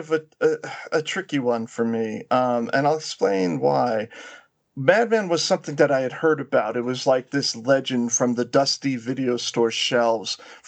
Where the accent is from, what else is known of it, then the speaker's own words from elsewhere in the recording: New York, United States; I'm from New York